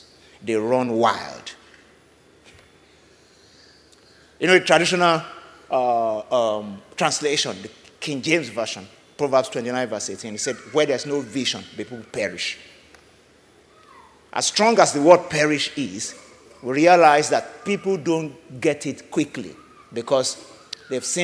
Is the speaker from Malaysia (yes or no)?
no; Nigeria; I'm speaking from Nigeria this morning